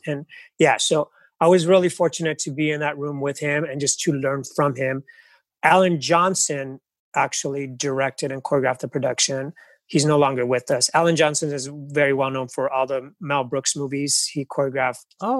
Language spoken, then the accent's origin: English; Los Angeles, California, United States; I grew up in East Los Angeles